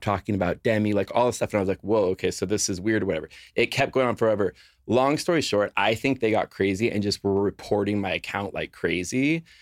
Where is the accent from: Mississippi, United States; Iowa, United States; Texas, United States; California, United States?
California, United States; Los Angeles; moved away as an adult; now in Nashville, United States; I grew up in Los Angeles my entire life.